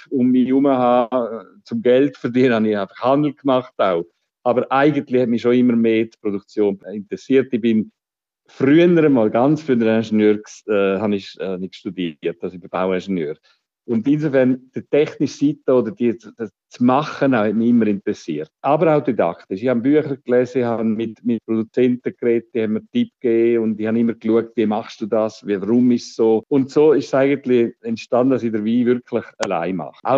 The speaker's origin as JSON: {"language": "German", "country": "Switzerland", "said": "Ich bin äh, ein verirrter äh, Weinhändler aus der Schweiz"}